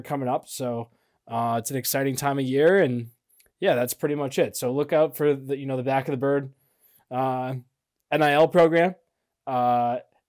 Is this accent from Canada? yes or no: yes; Canada; we're Canadian